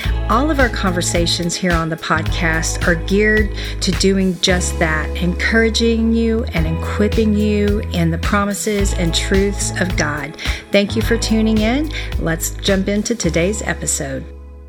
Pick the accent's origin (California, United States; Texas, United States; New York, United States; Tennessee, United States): Texas, United States; Well, being a Texan, I grew up on a lot of cheese and a lot of tacos.